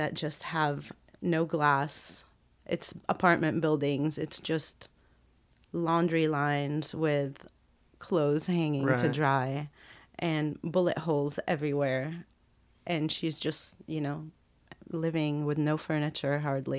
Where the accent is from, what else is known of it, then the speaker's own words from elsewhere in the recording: Lebanon; moved away; I'm American, though I really totally consider myself Lebanese